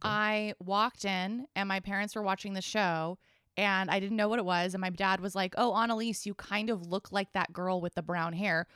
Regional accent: Boulder, Colorado, United States; I grew up in Boulder, Colorado

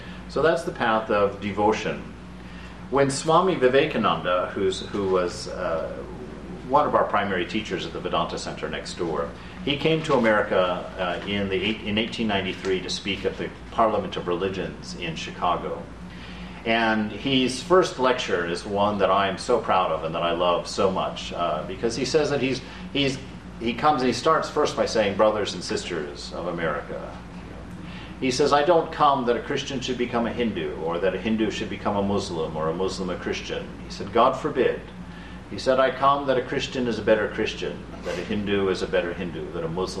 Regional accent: Germany; moved away; also born or lived in Abilene, Texas; I grew up in Germany

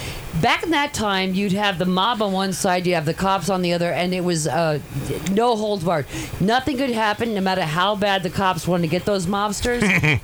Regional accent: New York, United States; I'm a New Yorker

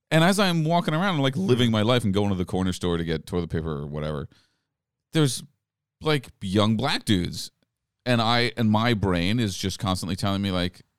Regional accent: France; born there; also born or lived in England / New York City; I grew up. I was born in France.

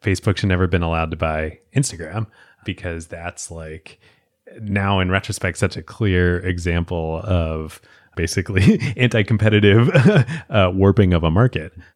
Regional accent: Philadelphia, Pennsylvania, United States; I grew up in Philadelphia, like, watching Allen Iverson

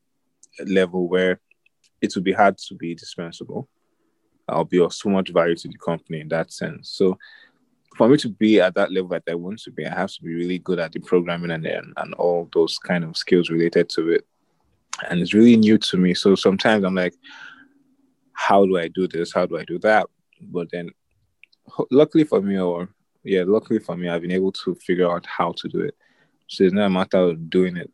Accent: Nigeria; I'm Nigerian, right? And then we like our plantain.

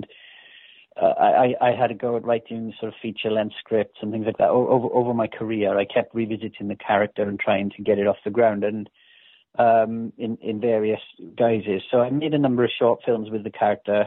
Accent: Wales, United Kingdom; my hometown, you know. I mean, there's in Wales

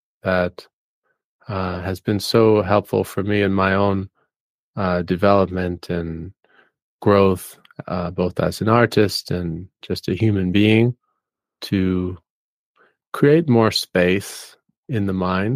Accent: New York City, New York, United States; moved away as an adult; I grew up in New York City and spent about 27 years living in more of an urban area

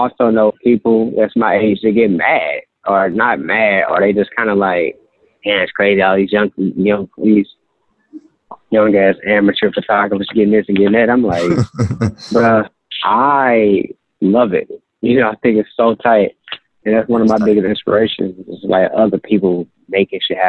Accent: St. Louis, Missouri, United States; Growing up in North City, St. Louis, I saw a lot of stuff

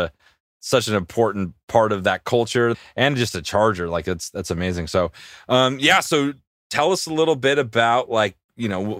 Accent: San Diego, California, United States; I'm an alumni from Rancho Bernardo.

